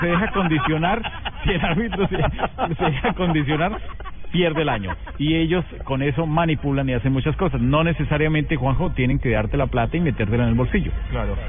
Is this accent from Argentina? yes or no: no; Colombia; nosotros salimos como colombianos